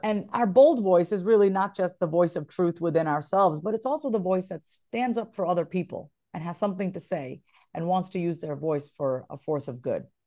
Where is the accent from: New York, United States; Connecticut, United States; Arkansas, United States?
New York, United States; moved away as an adult; also born or lived in Kansas; now in Austin, United States; I'm originally a New Yorker, born and raised, but I've been here for ten years almost